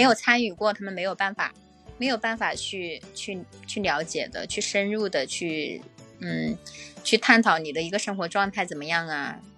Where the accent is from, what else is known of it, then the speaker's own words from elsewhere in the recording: Hubei, China; now in Guangdong, China; 我老家在湖北